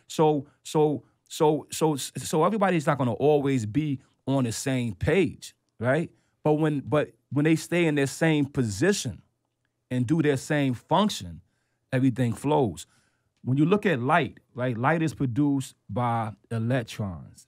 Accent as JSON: {"language": "English", "region": "New York", "country": "United States", "said": "as a New Yorker"}